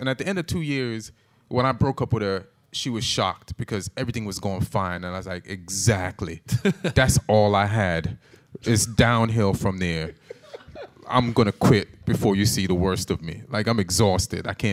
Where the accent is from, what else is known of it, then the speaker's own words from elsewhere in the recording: Jamaica; also born or lived in England / New York; now in California, United States; I was born in England, so I'm better. And then raised in Jamaica, and then now, you know, from New York, and live in California now